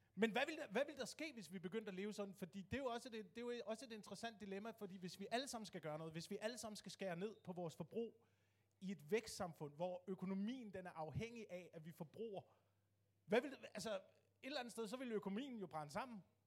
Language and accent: Danish; Denmark; vi som danskere